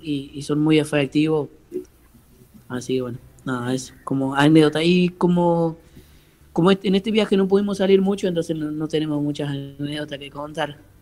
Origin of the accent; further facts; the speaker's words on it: Córdoba, Argentina; moved away as an adult; now in Santa Fe, Argentina; soy cordobés, pero vivo en Santa Fe hace cuatro años, hace dos años